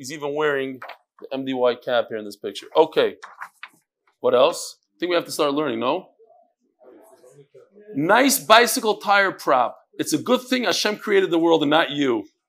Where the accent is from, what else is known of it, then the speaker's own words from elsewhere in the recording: Kyiv, Ukraine; born there; Just to give some background, I was born in Kiev, Ukraine